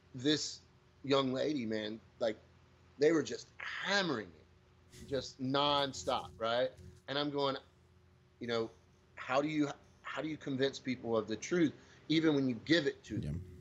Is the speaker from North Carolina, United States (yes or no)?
yes; Pamlico County, North Carolina, United States; So I grew up in Pamlico County, one of the largest counties but lowest populations in this district.